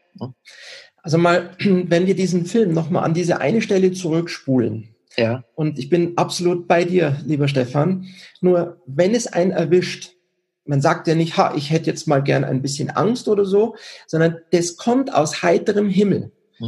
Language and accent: German; Germany; also born or lived in Switzerland; now in Garmisch-Partenkirchen, Germany; ich bin in der Schweiz geboren, aber in Deutschland aufgewachsen